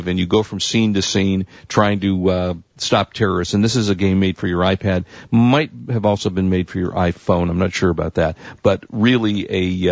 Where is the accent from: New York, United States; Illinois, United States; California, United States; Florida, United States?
California, United States; Los Angeles; I'm from Los Angeles